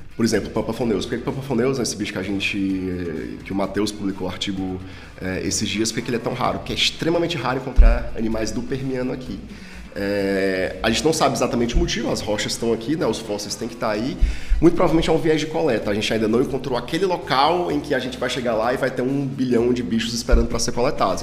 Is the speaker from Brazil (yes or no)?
yes; Ceará, Brazil; now in Rio Grande do Sul, Brazil; como o meu sotaque já revela, eu não sou gaúcho, eu sou cearense